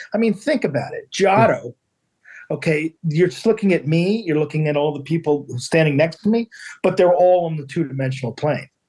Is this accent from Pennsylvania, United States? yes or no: yes; Philadelphia, Pennsylvania, United States; now in Cape Cod, United States; I grew up in Philadelphia, so I, ah. I, that's why I live on the Cape